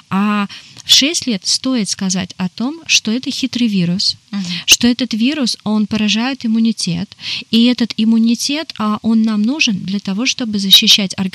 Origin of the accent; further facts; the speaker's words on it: Yekaterinburg, Sverdlovsk Oblast, Russia; Я из из Чили, а, Екатеринбурга.